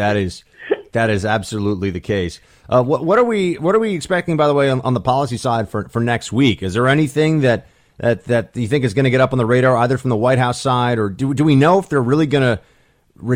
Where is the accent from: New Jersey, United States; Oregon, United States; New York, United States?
New York, United States; as a New Yorker